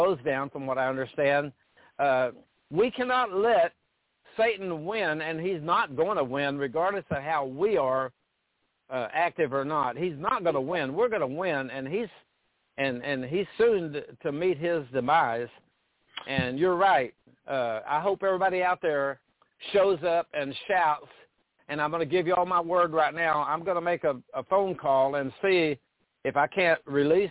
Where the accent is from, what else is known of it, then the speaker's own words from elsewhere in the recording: Paris, Texas, United States; moved away; My hometown of Paris, Texas